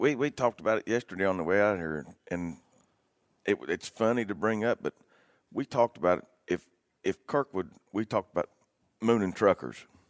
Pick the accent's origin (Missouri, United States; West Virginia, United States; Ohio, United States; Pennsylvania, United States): West Virginia, United States; born and raised in West Virginia.